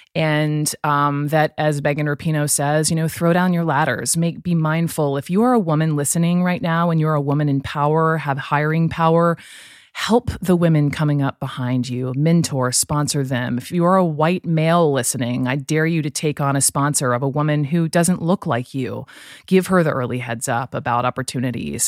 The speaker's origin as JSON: {"language": "English", "town": "Atlanta", "region": "Georgia", "country": "United States", "tie": "born or raised there", "also_born_or_lived": "Chapel Hill, North Carolina", "said": "growing up in Atlanta, you you know we would go to Braves games"}